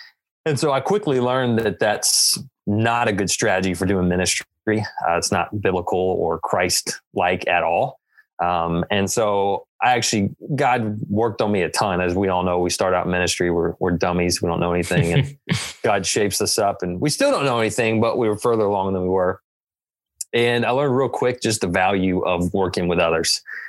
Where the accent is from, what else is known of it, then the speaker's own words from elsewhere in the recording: Tennessee, United States; moved away as an adult; now in Kansas City, United States; See, I'm from Tennessee